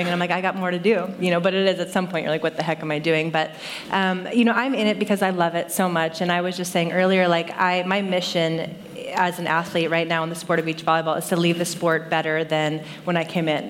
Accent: Saratoga, California, United States; I grew up in Saratoga, just down um, South Bay.

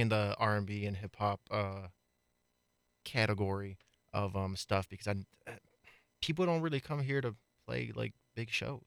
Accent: East Coast, United States; moved away; I'm not from Colorado, I'm from, I'm from the East Coast

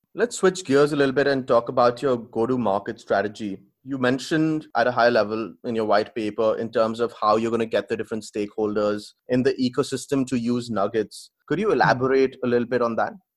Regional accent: India; I come from India as well

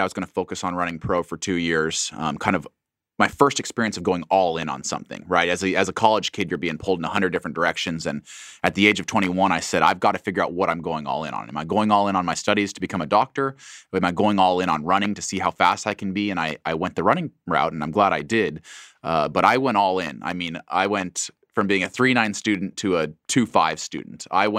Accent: Boise, Idaho, United States; short, stocky, white kid growing up in Boise. Not exactly someone that would be pegged as a track and field Olympian one day, but Boise is a wonderful place to grow up.

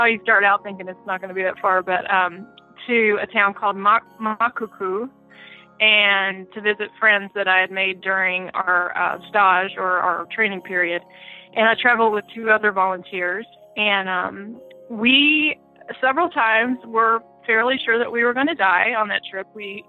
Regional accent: Kentucky, United States; moved away as an adult; also born or lived in Indiana / Gabon; I grew up in Kentucky and Indiana, and Christmases were cold and a lot of times snowy

